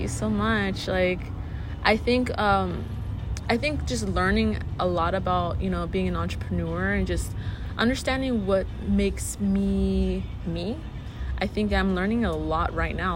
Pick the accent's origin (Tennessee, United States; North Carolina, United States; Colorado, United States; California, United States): California, United States; San Bernardino; growing up in San Bernardino